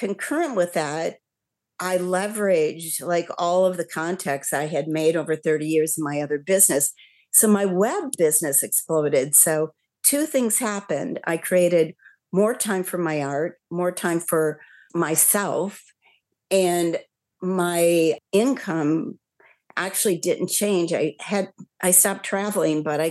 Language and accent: English; Midwest, United States; moved away as an adult; also born or lived in California; I grew up in the Midwest